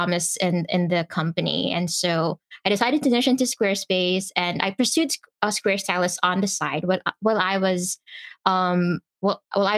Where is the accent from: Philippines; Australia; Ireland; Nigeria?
Philippines; I am from the Philippines.